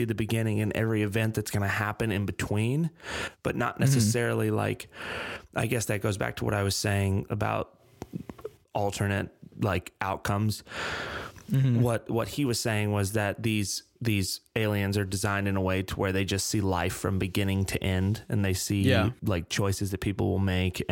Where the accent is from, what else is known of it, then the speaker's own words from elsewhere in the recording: Vivian, Louisiana, United States; my hometown, Vivian, Louisiana